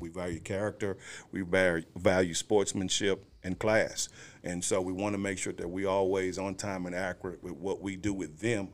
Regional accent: Houston, Texas, United States; moved away as an adult; also born or lived in Waco; now in Forney, United States; I'm from Houston

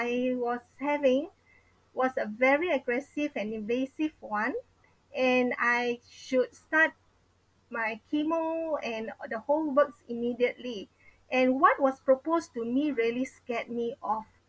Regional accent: Seremban, Negeri Sembilan, Malaysia; moved away; My hometown is in Seremban

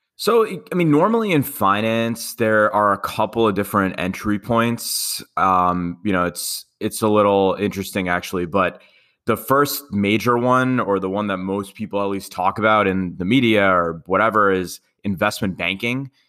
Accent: New York City, New York, United States; I'm from Queens

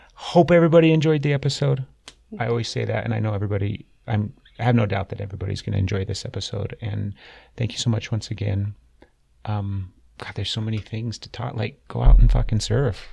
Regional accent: Utah, United States; I grew up here in Utah. I was born and raised in Utah

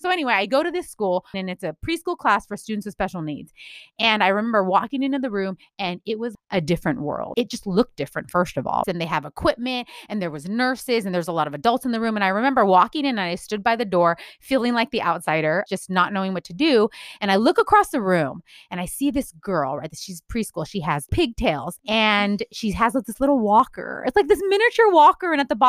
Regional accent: California, United States; I am speaking as a Californian native, born and raised.

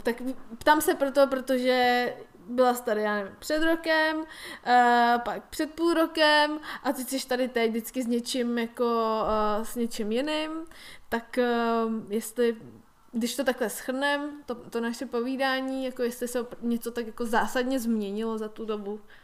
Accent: Czechia; my jako Češi

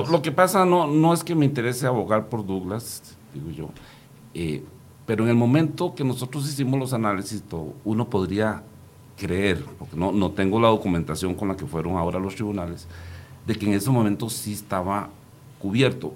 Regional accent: Costa Rica; yo aquí ya hablo como costarricense

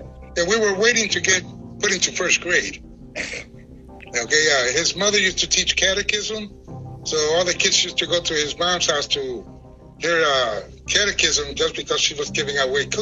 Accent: Chicago, Illinois, United States; also born or lived in Puerto Rico; I was born in Puerto Rico, 48. Parents moved up here in 48 to the U.S., to Chicago. In 52, they sent for the rest of the family. I was 3 going on 4 when we got here. We lived in the poor neighborhood in Chicago, up around the Lincoln Park area.

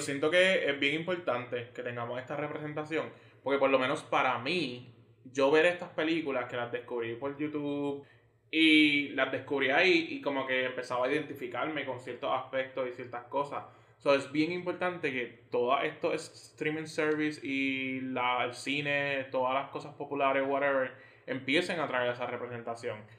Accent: San Germán, Puerto Rico; moved away as an adult; also born or lived in San Juan; soy de San Germán

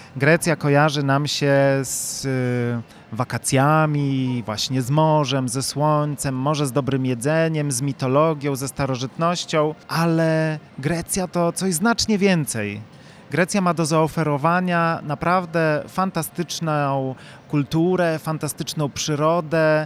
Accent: Chojnów, Lower Silesian Voivodeship, Poland; Ja sam jestem z Chojnowa, a więc e, z mm, bliskiej okolicy 30, Legnicy

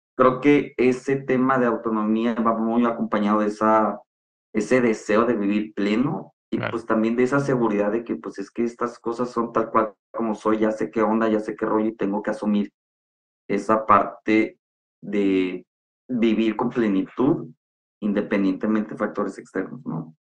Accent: San Luis Río Colorado, Sonora, Mexico; now in Monterrey, Mexico; Soy originario de Sonora, de un ranchito que se llama San Luis Río Colorado. Actualmente ya vivo en Monterrey

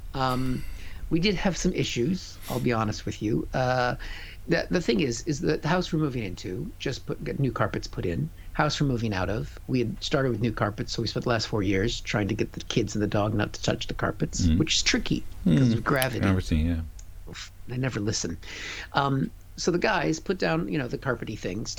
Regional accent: Seattle, Washington, United States; moved away as an adult; now in United Kingdom; I'm from Seattle

